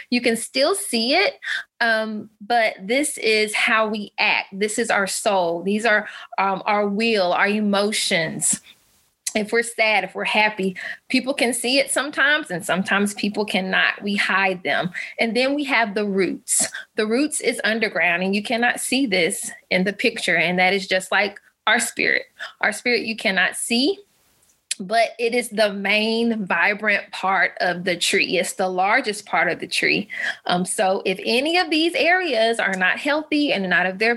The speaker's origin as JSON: {"language": "English", "region": "Alabama", "country": "United States", "said": "I'm a Southern mama. I'm from Alabama. Um, I was actually a military brat. So we moved around a couple times, but I've stayed in the South all of my life."}